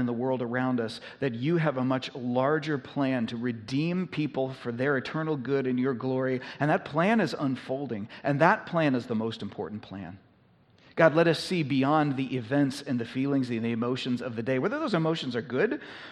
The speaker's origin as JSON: {"language": "English", "country": "United States", "said": "we have been a little bit less of a minority in our society over the course of our nation's history"}